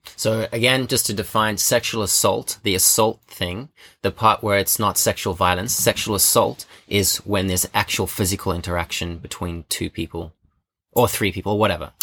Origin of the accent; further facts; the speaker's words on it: Johannesburg, Gauteng, South Africa; now in Australia; 'cause I'm from South Africa, I grew up in Johannesburg.